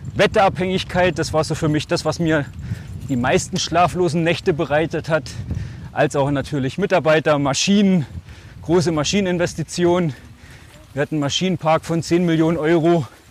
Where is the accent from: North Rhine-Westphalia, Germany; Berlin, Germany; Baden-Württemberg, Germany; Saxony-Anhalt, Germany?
Saxony-Anhalt, Germany; Altmark; accent: Altmark / Swabian at home; Zu Hause schwäbisch und in der Schule würde ich mal sagen altmärkisch, wobei das schon relativ Hochdeutsch ist